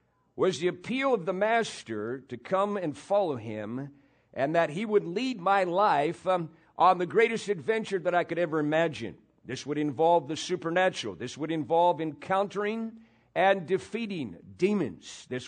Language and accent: English; Kostroma, Kostroma Oblast, Russia; I'm 20 years old. I'm from Kostroma, Russia. All my relatives are Muslims, and in all my life I had only known one God, Allah, and no other gods.